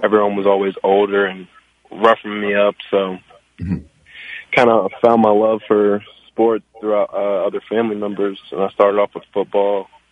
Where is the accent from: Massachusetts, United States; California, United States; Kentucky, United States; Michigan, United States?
Kentucky, United States; Louisville; I grew up in Louisville, uh, born and raised all my life